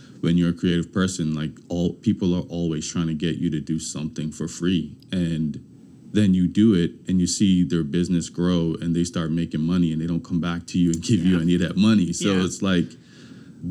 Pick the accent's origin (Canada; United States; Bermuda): Bermuda; moved away; when I grew up in Bermuda, I lived with my grandmother.